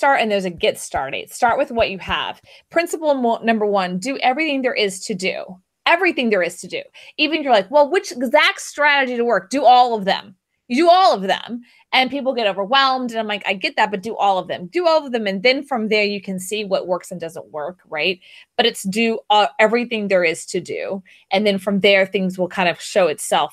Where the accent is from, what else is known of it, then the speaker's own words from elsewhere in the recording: Houston, Texas, United States; now in Austin, United States; I grew up in Houston.